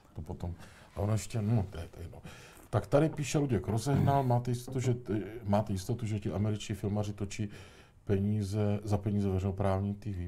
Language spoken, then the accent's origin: Czech; Tišnov, South Moravian Region, Czechia; u nás v Tišnově